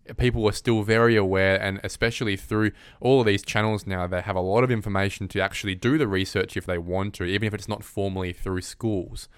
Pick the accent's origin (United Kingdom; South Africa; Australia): Australia; Perth, Western Australia; growing up in Perth